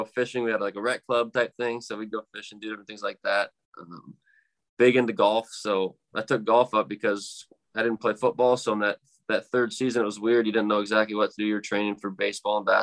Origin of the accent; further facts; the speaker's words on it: Braidwood, Illinois, United States; moved away as an adult; now in Cedar Rapids, United States; I'm from the Midwest, so I'm from Illinois, not too far away.